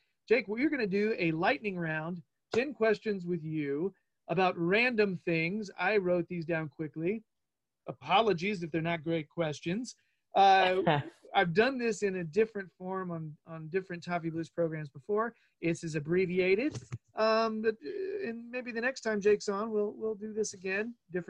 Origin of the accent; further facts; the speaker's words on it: Winston-Salem, North Carolina, United States; accent: southern twang; unless I say where I'm from, and then you get my southern twang, Winston-Salem, North Carolina.